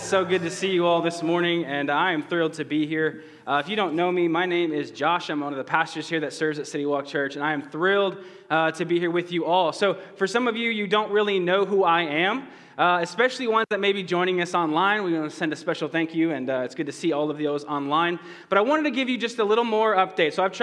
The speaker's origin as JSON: {"language": "English", "area": "right outside of Boston", "region": "Massachusetts", "country": "United States", "tie": "born or raised there", "moved": "yes", "said": "I grew up over on the East Coast, right outside of Boston"}